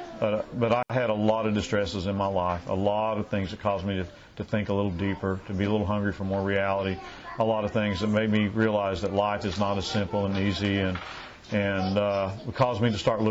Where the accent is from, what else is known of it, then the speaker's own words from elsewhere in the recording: Oklahoma, United States; my little hometown in the Panhandle, Oklahoma